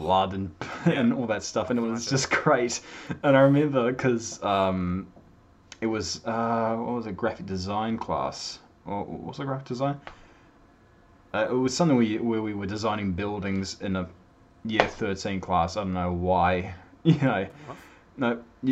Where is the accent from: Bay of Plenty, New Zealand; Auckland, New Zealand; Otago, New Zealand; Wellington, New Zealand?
Auckland, New Zealand; born and bred here in Auckland, New Zealand.